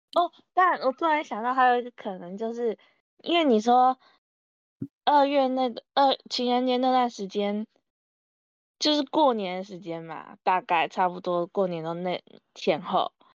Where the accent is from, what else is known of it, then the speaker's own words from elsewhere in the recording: Taiwan; 我人在台湾，我是，我是台湾人